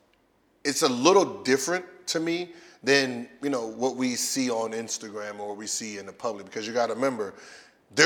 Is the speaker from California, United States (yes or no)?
yes; Los Angeles, California, United States; I'm from the Valley